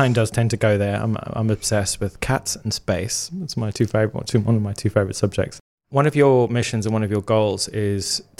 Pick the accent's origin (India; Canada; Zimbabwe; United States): Zimbabwe; I grew up in Zimbabwe in Africa, and I used to lie on the grass, look up at the Milky Way.